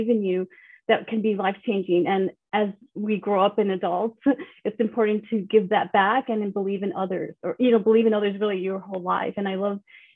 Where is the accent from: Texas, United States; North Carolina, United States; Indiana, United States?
Texas, United States; El Paso; I grew up in El Paso, Texas